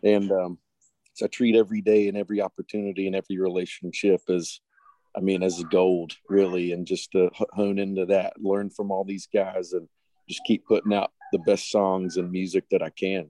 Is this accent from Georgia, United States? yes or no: no; Boone, North Carolina, United States; my hometown, Boone, North Carolina